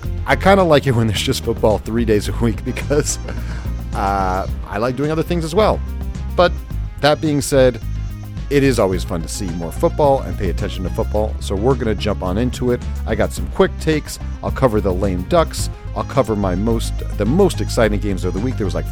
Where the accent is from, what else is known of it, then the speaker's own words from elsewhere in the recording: Colorado, United States; moved away; also born or lived in San Francisco Bay Area; I was born and raised in Colorado